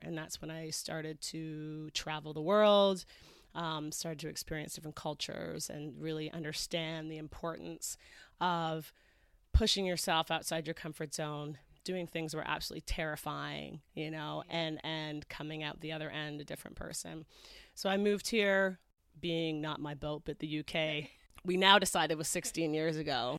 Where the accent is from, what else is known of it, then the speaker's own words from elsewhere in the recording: Canada; moved away as an adult; also born or lived in Toronto / Los Angeles / England; I grew up in Canada.